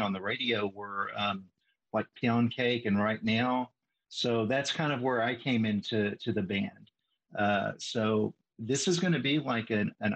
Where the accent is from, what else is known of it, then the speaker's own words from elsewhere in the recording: Northeast Texas, United States; I grew up in Northeast Texas, like in the mid 80s